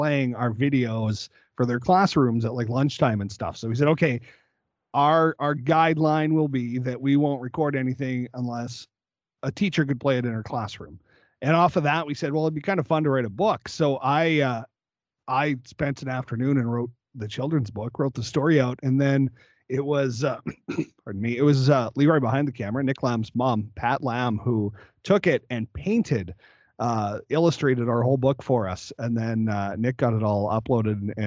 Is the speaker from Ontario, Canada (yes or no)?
no; Moose Jaw, Saskatchewan, Canada; We're both of us are so proud Moose Jawians. We love getting to tell people we're from Moose Jaw